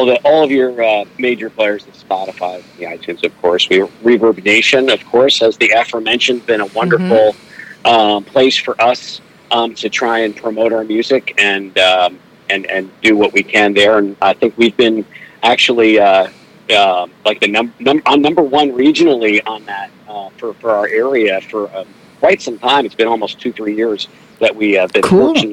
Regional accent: New Jersey, United States; also born or lived in Somerville, New Jersey / Piscataway, New Jersey; now in Kansas City, United States; I'm from New Jersey

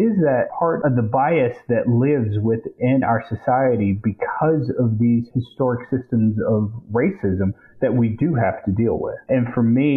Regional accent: Lexington, South Carolina, United States; my hometown, Lexington, the district we're

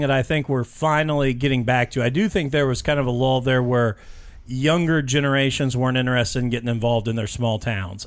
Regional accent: Mitchell, Indiana, United States; also born or lived in Vernon, Indiana; I grew up in Mitchell, Indiana, another small town

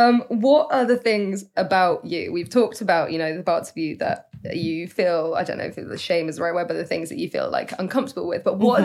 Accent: the Cotswolds, South West England, United Kingdom; I grew up in the Cotswolds

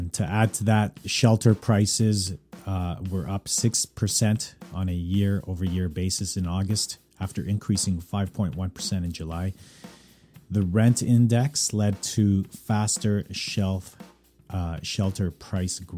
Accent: Calgary, Alberta, Canada; born or raised there; now in Vancouver, Canada

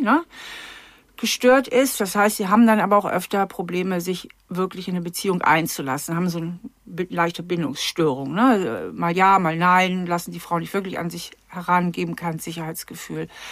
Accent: Germany; also in Hamburger ähm, Vorort

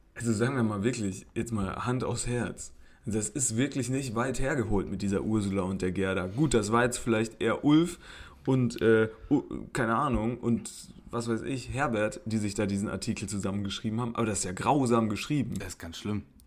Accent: Germany; wo kommst du denn her? Und dann habe ich gesagt, aus Deutschland

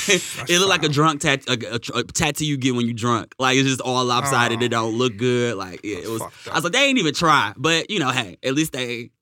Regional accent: Michigan, United States

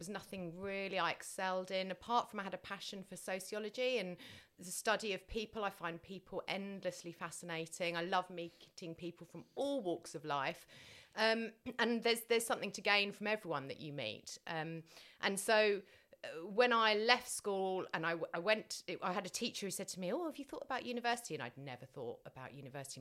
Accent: Tunbridge Wells, South East England, United Kingdom; I was brought up in Tunbridge Wells

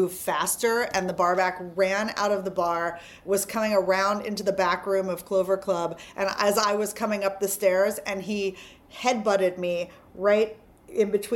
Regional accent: Hawaii, United States; moved away as an adult; also born or lived in San Francisco; now in New York City, United States; I grew up in Hawaii, which is a very hospitality-driven city and state

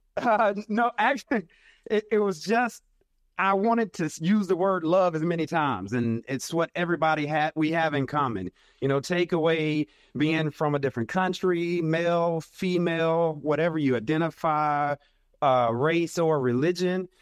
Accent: Arkansas, United States; I'm from Arkansas, little country boy, country Baptist preacher son from Arkansas

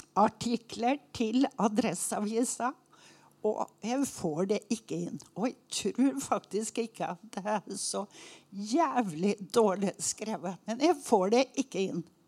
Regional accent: Oppdal, Trøndelag, Norway; moved away; Jeg er oppdaling

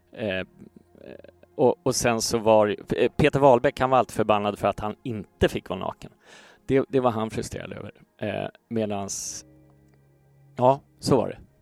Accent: Stockholm, Stockholm County, Sweden; jag växte upp i Gamla Enskede

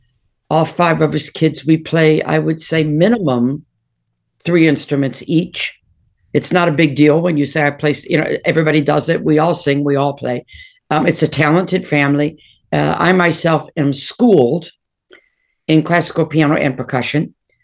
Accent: Detroit, Michigan, United States; I mean, I grew up in Detroit and Motown was my god.

